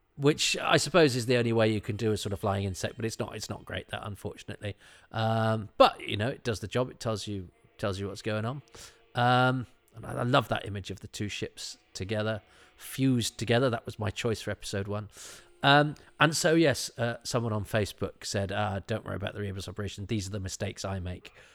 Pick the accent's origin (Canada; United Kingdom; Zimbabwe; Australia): United Kingdom; Midlands; I'm from the Midlands